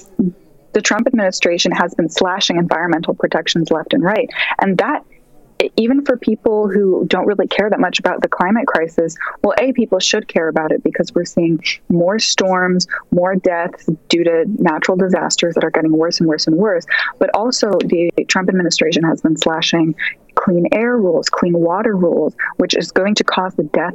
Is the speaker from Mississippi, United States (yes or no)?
no; Seattle, Washington, United States; moved away as an adult; now in New York, United States; I'm studying in college in New York, but I'm from Seattle. I've lived in Seattle since I was 2 years old